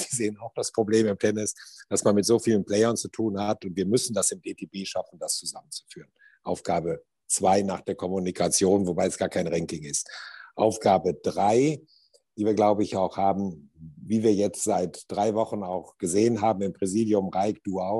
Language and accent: German; Düsseldorf, North Rhine-Westphalia, Germany; ich bin Rheinländer. Beim Rheinländer sagt man ja, wenn man es böse ist, der redet erst und fängt dann an zu denken. Ich hoffe, das ist nicht so ganz der Fall bei mir. Aber ich bin gebürtiger Düsseldorfer